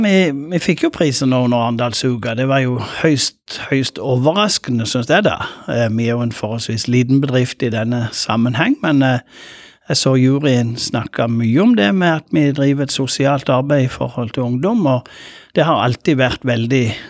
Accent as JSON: {"language": "Norwegian", "town": "Lindesnes", "region": "Agder", "country": "Norway", "said": "jeg kommer fra Lindesnes"}